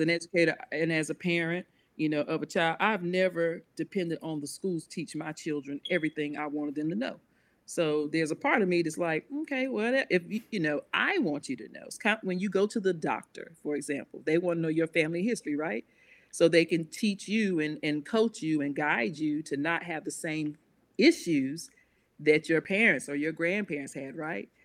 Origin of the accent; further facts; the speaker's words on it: Concord, United States; also born or lived in Mount Pleasant; I'm from Concord, but for a little while, for about nine years, we lived in Mount Pleasant